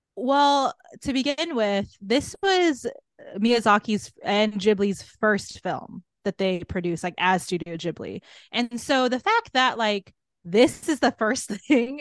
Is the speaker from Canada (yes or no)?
no; Guam; moved away; I'm from Guam originally